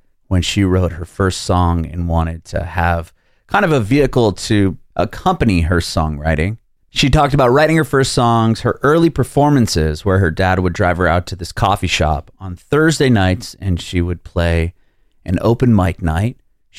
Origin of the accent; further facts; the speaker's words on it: San Diego, California, United States; moved away as an adult; also born or lived in Oakland, California; now in Nashville, United States; I'm from San Diego, and I lived up in like Oakland area for about 5 years.